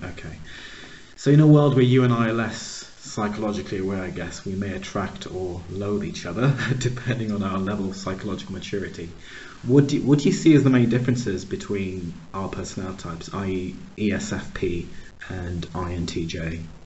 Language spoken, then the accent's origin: English; Pittsburgh, Pennsylvania, United States; also born or lived in Uganda; So I was born in Uganda. Uh, we moved to the States when I was very, very young, about one or two, grew up in Pittsburgh, Pennsylvania.